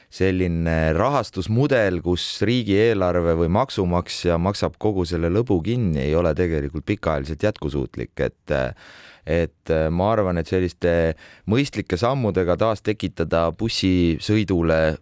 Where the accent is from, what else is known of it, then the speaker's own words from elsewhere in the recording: Tartu, Tartu County, Estonia; ma olen ise tartlane